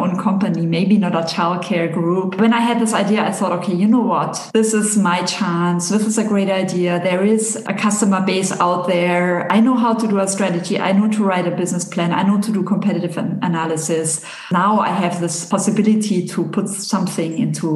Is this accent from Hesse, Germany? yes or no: no; Bavaria, Germany; now in Geneva, Switzerland; I'm from Bavaria